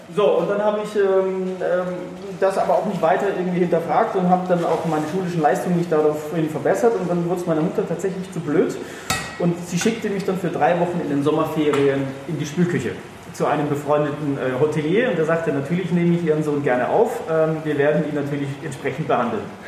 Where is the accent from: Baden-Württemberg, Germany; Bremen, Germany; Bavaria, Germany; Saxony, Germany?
Baden-Württemberg, Germany; Freiburg; ich komme ja gebürtig aus Freiburg